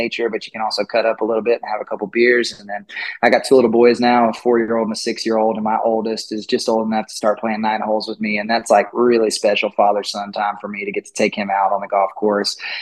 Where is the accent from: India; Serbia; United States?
United States; Austin, Texas; moved away; also born or lived in Nashville; I'm born and raised in Austin, Texas